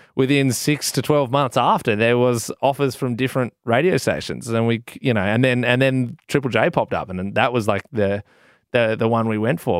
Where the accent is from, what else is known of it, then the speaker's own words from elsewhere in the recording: Adelaide, South Australia, Australia; I'm a kid from Adelaide